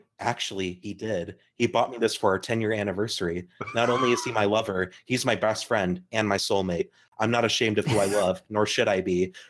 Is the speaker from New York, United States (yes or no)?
no; Wisconsin, United States; I'm from Wisconsin, so that's where that comes from.